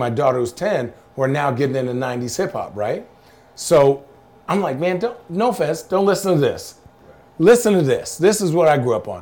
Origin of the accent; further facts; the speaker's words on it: Arizona, United States; now in Oregon, United States; I grew up in Arizona. I knew desert